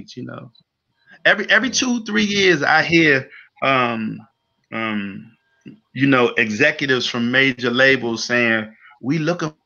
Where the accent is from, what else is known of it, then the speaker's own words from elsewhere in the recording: Washington, District of Columbia, United States; also born or lived in Maryland; In DC, I'm a native Washingtonian, right? I've only lived in Maryland 5 years of my entire life. I grew up around Georgia and Kennedy, went to Archbishop John Carroll High School